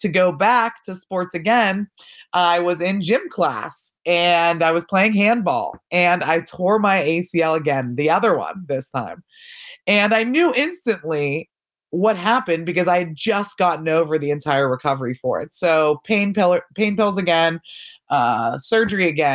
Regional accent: Pittsburgh, Pennsylvania, United States; I grew up in the North Hills of Pittsburgh with my parents and two younger siblings

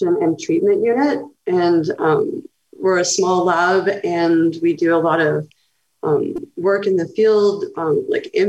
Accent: Knoxville, Tennessee, United States; moved away as an adult; also born or lived in Kentucky; I'm from Tennessee, and then I lived in Kentucky for several years doing my graduate work. And so I grew up technically in Appalachia, but in a college town in Knoxville

